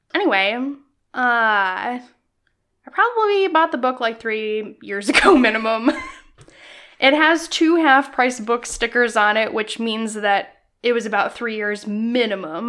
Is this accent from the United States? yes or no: yes; Illinois, United States; I grew up in Illinois